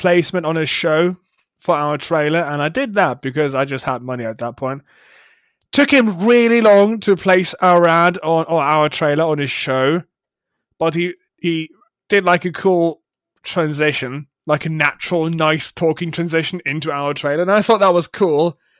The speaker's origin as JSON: {"language": "English", "country": "Germany", "second_language": "English", "said": "If somebody listened to me who had no idea where I'm from They would never think that I'm German. And have hardly left Germany at that."}